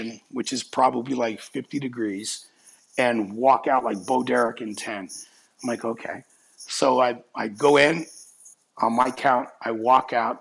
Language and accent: English; Texas, United States; also born or lived in Cape Breton, Nova Scotia, Canada; now in Palm Springs, United States; I was born on the island of Cape Breton, Nova Scotia. It's an island at the north end of it all. I then left at a very young age, and I went to Texas, and basically raised in Texas